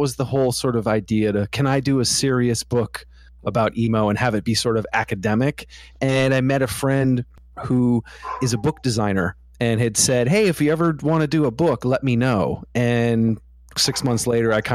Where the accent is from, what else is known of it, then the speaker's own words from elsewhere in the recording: East Coast, United States; I'm from the East Coast.